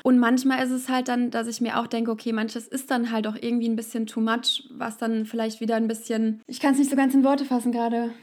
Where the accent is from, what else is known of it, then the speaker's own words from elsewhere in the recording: Frankfurt, Hesse, Germany; Wir kommen aus Frankfurt